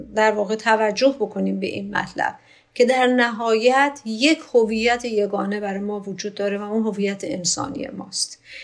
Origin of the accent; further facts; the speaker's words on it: Iran; من ایرانی هستم